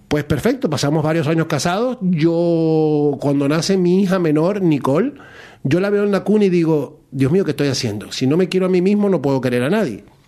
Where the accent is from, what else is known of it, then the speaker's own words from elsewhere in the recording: Maracaibo, Zulia, Venezuela; moved away as an adult; now in Spain; yo soy de Maracaibo